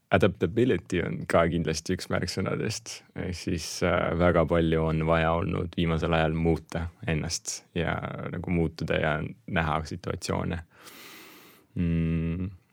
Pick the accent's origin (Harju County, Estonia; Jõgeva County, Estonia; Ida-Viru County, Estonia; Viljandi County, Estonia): Jõgeva County, Estonia; Põltsamaa; also born or lived in Russia; minu lapsepõlv möödus Põltsamaal